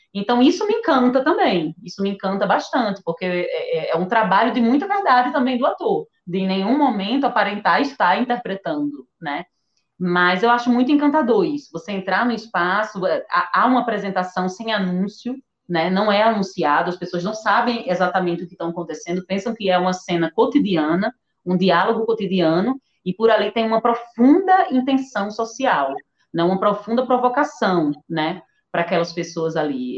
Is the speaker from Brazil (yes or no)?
yes; Northeast Region, Brazil; como nordestina